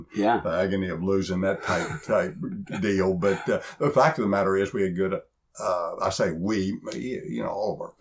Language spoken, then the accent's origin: English; Texarkana, Texas, United States; I grew up in East Texas after my dad retired in Texarkana